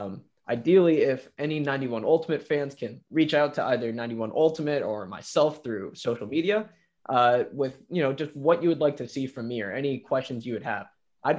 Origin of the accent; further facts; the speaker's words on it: India; I don't think it's so much as me being Indian as much as I got a pretty late start to some of the young talent that's in the league right now